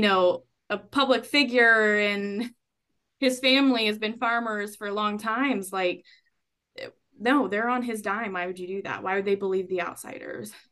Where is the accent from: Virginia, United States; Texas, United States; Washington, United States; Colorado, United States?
Texas, United States; I was born in Texas